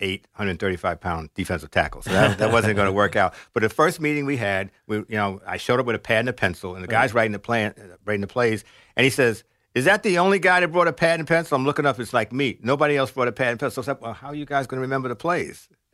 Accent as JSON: {"language": "English", "town": "New York City", "region": "New York", "country": "United States", "tie": "born or raised there", "said": "South Bronx."}